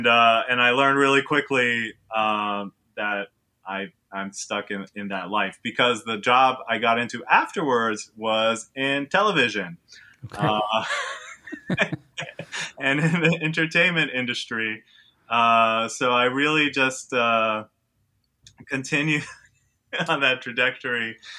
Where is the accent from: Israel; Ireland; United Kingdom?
Israel; now in New York City, United States; So to add to that is I'm from New York City. I grew up in Israel, and the whole time I lived in Israel, all I wanted to do was move back to New York. So I'm a true New Yorker.